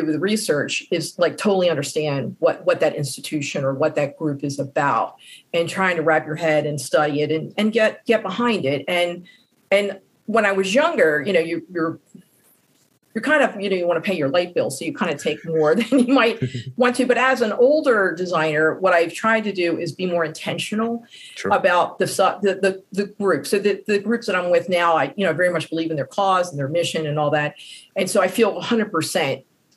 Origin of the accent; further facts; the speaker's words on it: Baltimore, Maryland, United States; I was born in Baltimore, I live in Baltimore, and I will probably pass in Baltimore.